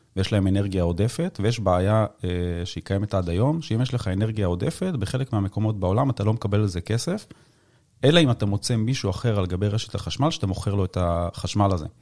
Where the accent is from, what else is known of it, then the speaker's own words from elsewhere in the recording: the Krayot, Haifa District, Israel; אני במקור מהקריות